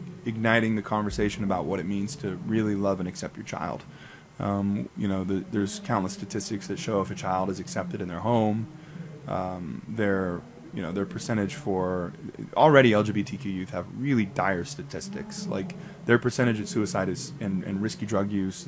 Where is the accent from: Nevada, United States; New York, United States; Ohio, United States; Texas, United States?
Nevada, United States; Las Vegas; moved away; also born or lived in Utah; I'm from Vegas